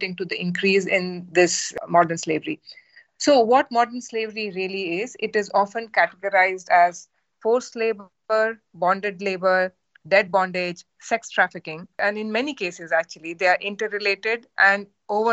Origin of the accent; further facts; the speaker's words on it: India; now in United Kingdom; I come from India